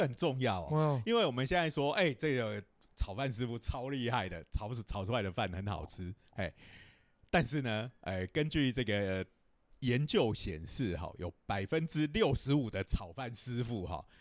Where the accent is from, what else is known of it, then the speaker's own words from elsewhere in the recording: Taiwan; 我们台湾人有时候是讲锅气